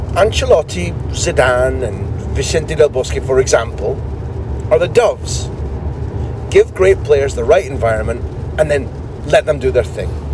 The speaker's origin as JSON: {"language": "English", "town": "Aberdeen", "region": "Scotland", "country": "United Kingdom", "moved": "yes", "said": "I'm Scottish."}